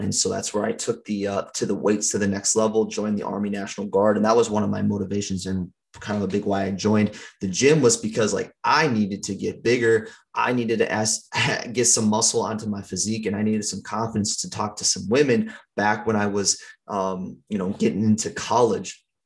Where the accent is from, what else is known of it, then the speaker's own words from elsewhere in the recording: St. Paul, Minnesota, United States; I grew up in Minnesota, um, over in St. Paul